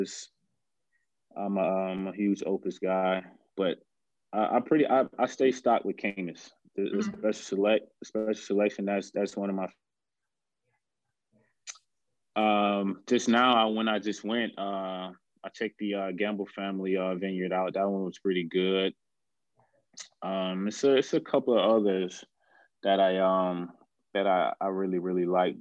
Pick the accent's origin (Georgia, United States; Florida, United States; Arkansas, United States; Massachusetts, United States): Georgia, United States; I'm from Georgia